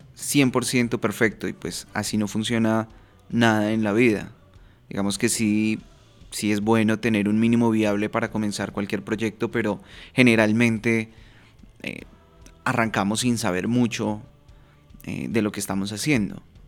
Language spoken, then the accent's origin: Spanish; Bogotá, Colombia; moved away as an adult; now in Medellín, Colombia; viviendo en una ciudad que no es eh, en la que nací. Yo soy de Bogotá, Colombia, y actualmente vivo en Medellín.